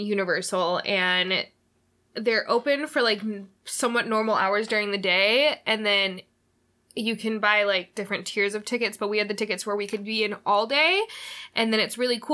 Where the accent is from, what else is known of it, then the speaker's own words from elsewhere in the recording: Oklahoma, United States; moved away; I am from Oklahoma originally